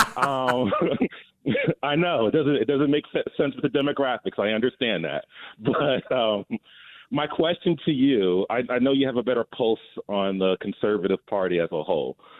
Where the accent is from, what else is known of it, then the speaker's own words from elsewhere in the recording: North New Jersey, United States; now in Atlanta, United States; I'm originally from Jersey, so I'm not a native Georgian